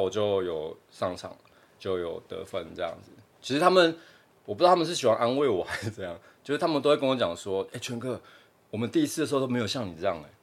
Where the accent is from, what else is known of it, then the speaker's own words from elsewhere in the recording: Taichung, Taiwan; 我之前都在台中，在我老家比较多